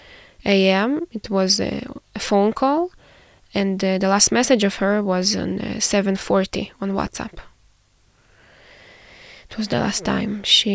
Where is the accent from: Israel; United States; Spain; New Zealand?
Israel; I'm 24 years old. Born and raised in Israel, and now currently I'm a master's student at the Hebrew University of Jerusalem.